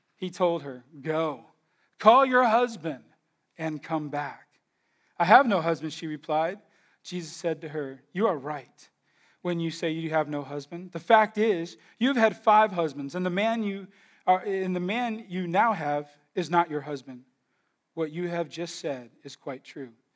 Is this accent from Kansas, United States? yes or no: no; California, United States; we're all from California